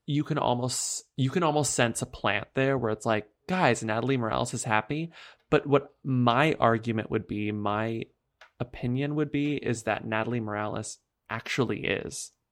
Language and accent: English; United States; as an American person